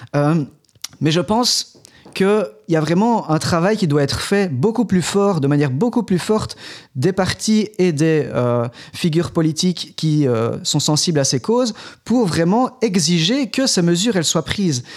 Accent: Belgium; on est belge, on est belge francophone

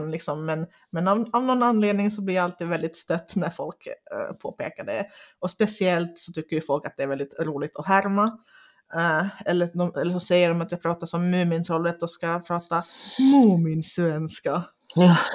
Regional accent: Finland; accent: Finnish; Swedish is a second language; jag pratar ju inte finlandssvenska, jag pratar ju svenska med finsk brytning.

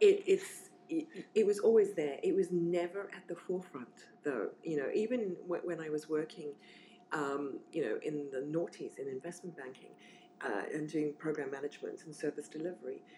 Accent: South Africa; moved away as an adult; also born or lived in Zimbabwe / Namibia / Swakopmund, Namibia; now in London, United Kingdom; we moved to Namibia, where I spent most of my formative childhood. So I grew up in Namibia and then moved over to South Africa

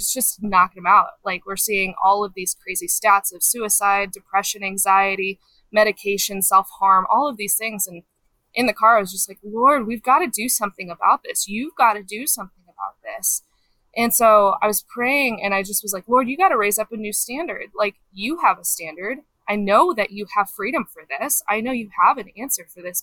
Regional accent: Colorado, United States; also born or lived in Kansas City; Grew up mostly in Colorado

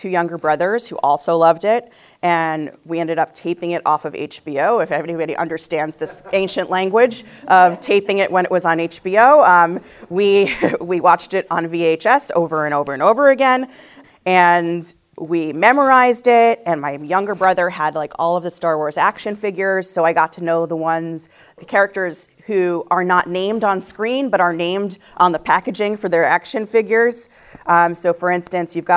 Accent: New Jersey, United States; I grew up in New Jersey, in a modern Orthodox home

